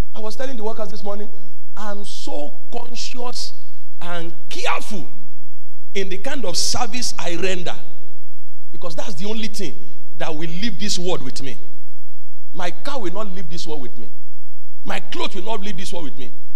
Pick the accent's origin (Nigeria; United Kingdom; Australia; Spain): Nigeria; moved away; I went to my hometown on Tuesday